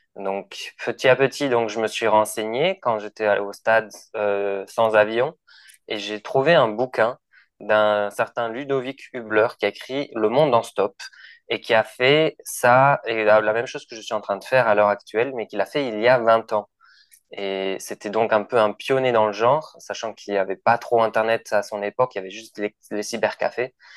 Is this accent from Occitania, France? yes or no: yes; Toulouse, Occitania, France; moved away as an adult; also born or lived in Lima, Peru; je suis de Toulouse à la base